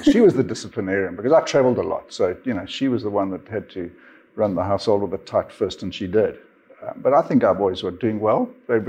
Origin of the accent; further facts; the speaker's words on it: Zambia; born there; also born or lived in Namibia / South Africa; I was born in Zambia, Didn't spend a lot of time in Zambia, and then moved down to Namibia, lived in Windhoek for a while, and then landed up in South Africa, in Johannesburg